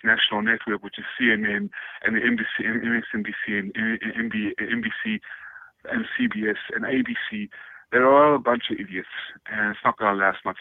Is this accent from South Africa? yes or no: yes; South Africa; now in United States; I come from South Africa.